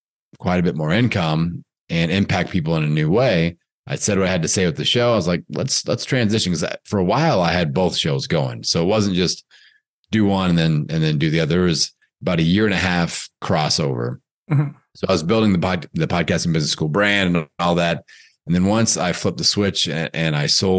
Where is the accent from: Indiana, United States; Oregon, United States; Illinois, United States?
Indiana, United States; Bloomington; a fitness business opportunity in my hometown back in Bloomington, Indiana